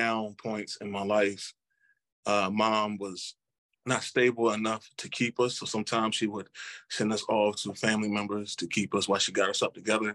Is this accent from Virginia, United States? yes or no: yes; Culpeper, Virginia, United States; also born or lived in Charlottesville, Virginia; I was born in Charlottesville, and I was raised in Culpeper, Virginia. I moved from Charlottesville to Culpeper at the age of 7.